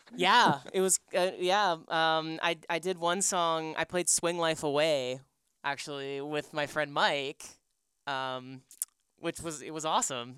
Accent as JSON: {"language": "English", "town": "Markham", "region": "Ontario", "country": "Canada", "tie": "born or raised there", "also_born_or_lived": "Scarborough, Toronto", "said": "I grew up in Markham."}